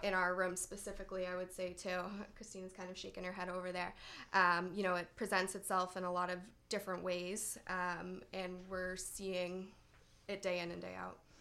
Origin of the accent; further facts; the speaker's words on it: North Andover, Massachusetts, United States; I grew up in North Andover